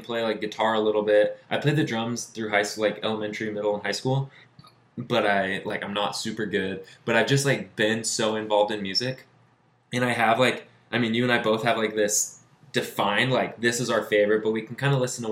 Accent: Arizona, United States; now in Provo, United States; I'm actually from Arizona, and I live here in Provo, Utah now.

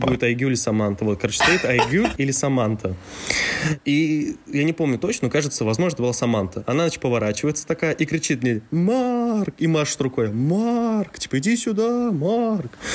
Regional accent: Mezhdurechensk, Kemerovo Oblast, Russia; я родился в Междуреченске, это тот самый маленький городок в Сибири, в Южной Сибири, да. Я там родился и вырос

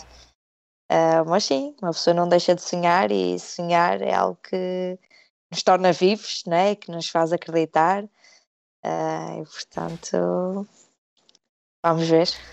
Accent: Portugal; moved away as an adult; now in United Kingdom; eu sou portuguesa

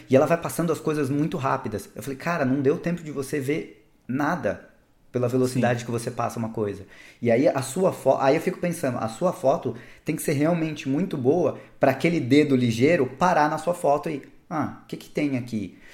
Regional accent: Ubatuba, São Paulo, Brazil; fui morar em Ubatuba

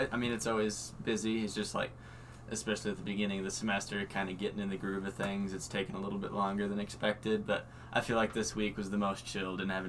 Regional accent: Gillette, Wyoming, United States; I grew up in Gillette, Wyoming, northeastern corner of Wyoming.

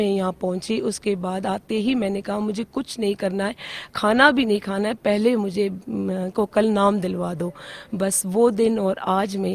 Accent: Mumbai, Maharashtra, India; now in Gurgaon, India; मैं वैसे खुद इंडिविजुअली बॉम्बे के रहने वाली हूँ वैसे मेरे हस्बैंड रोहतक के हैं तो वैसे हम सेटल गुड़गांव में रहते

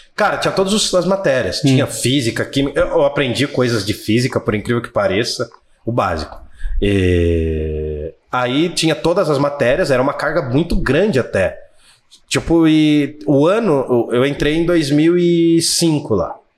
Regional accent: Jundiaí, São Paulo, Brazil; sou de Jundiaí, São Paulo mesmo

